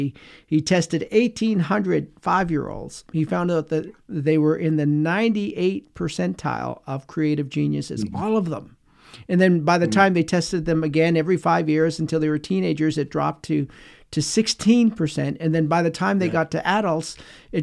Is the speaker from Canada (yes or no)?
yes; Canada; us growing up in Canada